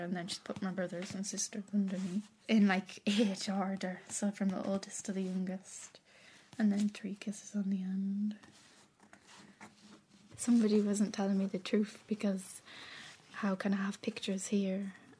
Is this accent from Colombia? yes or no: no; Carlisle, North West England, United Kingdom; also born or lived in Dublin; I live in Carlisle in England, but I'm from Dublin. But I've been there since I was 3 now, so...